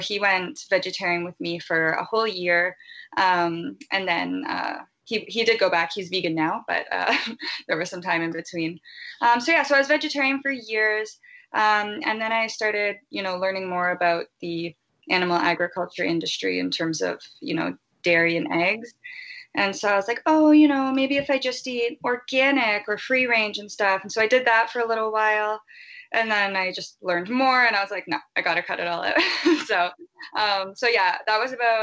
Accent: Ontario, Canada; also born or lived in Vancouver; I'm from Ontario

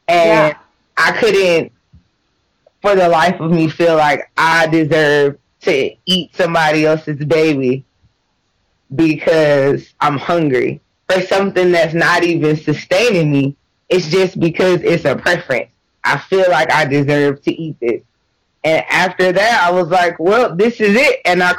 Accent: the South, United States; but I was raised in the South and your diet just consists of animals.

